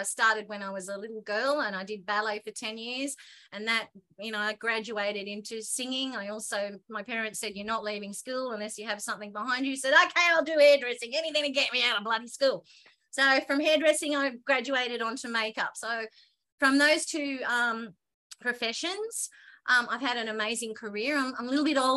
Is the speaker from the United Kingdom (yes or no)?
no; Australia; I'm the Aussie on there